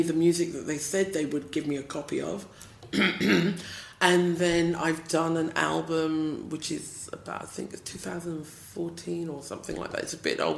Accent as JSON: {"language": "English", "region": "London", "country": "United Kingdom", "tie": "born or raised there", "also_born_or_lived": "Kiama, Australia", "accent": "British", "moved": "yes", "lives_now": "Australia", "said": "I was born and bred in England, south-east London, not East London"}